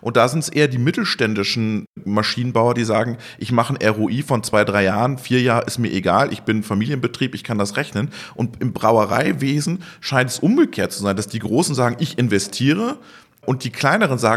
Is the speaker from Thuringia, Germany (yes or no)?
no; North Rhine-Westphalia, Germany; ich bin ja Westfale und komme dann in die Oberpfalz